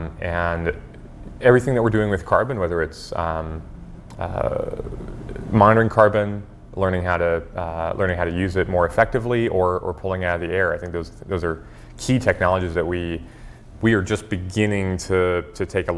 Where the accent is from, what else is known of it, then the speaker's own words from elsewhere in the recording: Hawaii, United States; my parents are oil painters, and so growing up in Hawaii, they would kind of, you know, drag me out to go painting with them.